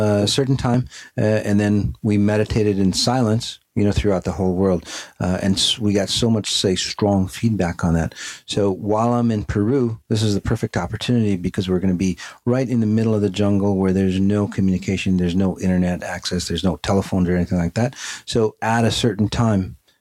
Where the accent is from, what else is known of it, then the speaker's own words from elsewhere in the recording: Afghanistan; moved away; Afghanistan, my home country